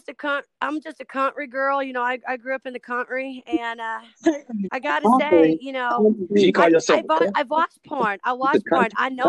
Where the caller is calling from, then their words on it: Iowa, United States; No, I'm in Central Iowa. I am not doing that.